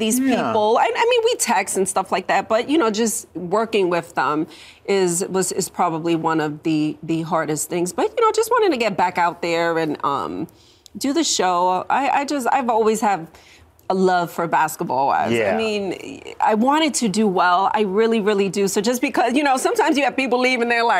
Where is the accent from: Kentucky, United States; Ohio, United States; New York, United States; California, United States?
New York, United States; moved away; also born or lived in Miami; I grew up in New York